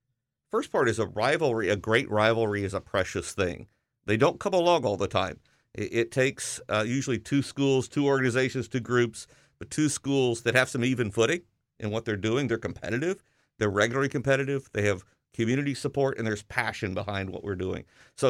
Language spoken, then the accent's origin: English; the South, United States; You know, growing up in the South, that was pretty amazing.